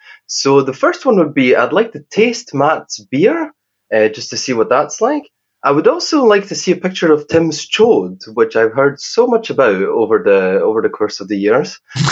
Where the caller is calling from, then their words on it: Scotland, United Kingdom; I'm calling from Scotland.